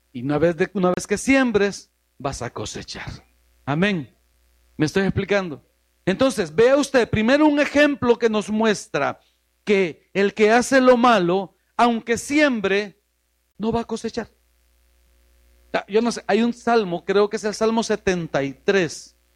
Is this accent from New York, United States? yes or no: yes; New York, United States; born there; Para los que nacimos allá en Nueva York es más fácil decirlo así en inglés, perdón.